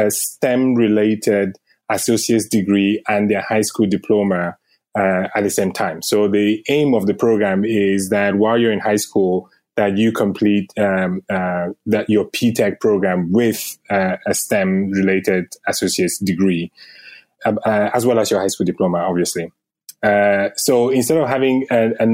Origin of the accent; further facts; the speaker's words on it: Cameroon; moved away as an adult; also born or lived in United Kingdom / Sweden / Denmark; now in United States; I was born in Africa in a country called Cameroon. And I moved to the U.S. about 8 years ago after, you know, doing work and studying in the U.K